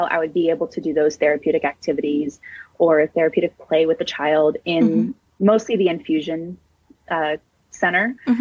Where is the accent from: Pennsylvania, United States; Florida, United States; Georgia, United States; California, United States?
California, United States; San Francisco; I am born and raised in San Francisco, California, and I absolutely love living here